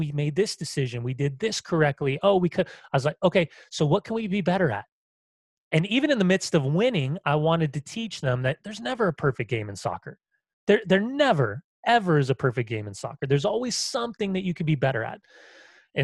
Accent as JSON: {"language": "English", "region": "Southern California", "country": "United States", "tie": "born or raised there", "also_born_or_lived": "San Francisco", "moved": "yes", "said": "Growing up in Southern California, I have a gay father who lived in San Francisco and is HIV positive"}